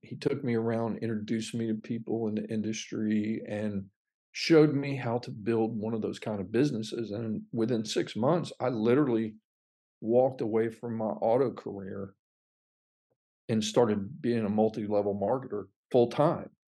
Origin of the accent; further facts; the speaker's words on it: Fort Pierce, Florida, United States; moved away as an adult; also born or lived in North Alabama; now in The Woodlands, United States; that city, Fort Pierce, Florida, was it's just a small citrus town